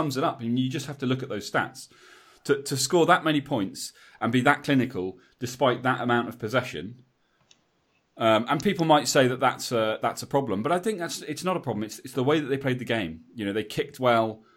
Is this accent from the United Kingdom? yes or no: yes; England, United Kingdom; As an Englishman